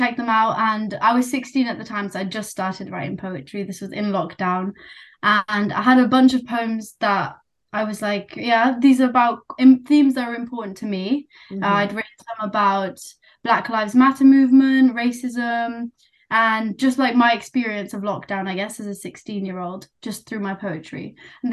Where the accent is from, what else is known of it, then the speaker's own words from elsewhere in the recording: United Kingdom; accent: British; first language Nepali; So me and my sister, we were both born here. You can probably tell from my accent, we're completely British Nepali